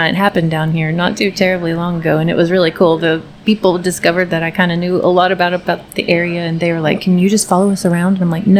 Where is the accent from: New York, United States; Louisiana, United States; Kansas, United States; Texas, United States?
Texas, United States; Weatherford; also born or lived in Virginia; I was made in Texas and born in Virginia, but my whole family is from here. So I've been here. I would refer to myself as like a fourth generation Parker County resident at least.